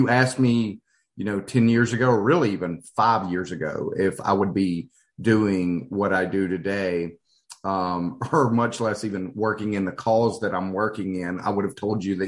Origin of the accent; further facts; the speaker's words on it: Hattiesburg, Mississippi, United States; I'm actually a fifth generation child and native of Hattiesburg, and was raised in a conservative, you know, Christian environment